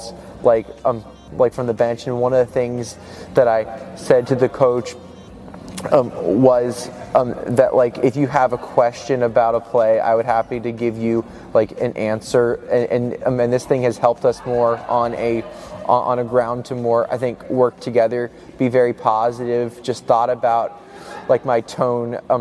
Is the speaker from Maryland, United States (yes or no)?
yes; Bethesda, Maryland, United States; moved away as an adult; also born or lived in Boston, Massachusetts; I'm originally from Bethesda, Maryland, but I'm moving to Boston, Massachusetts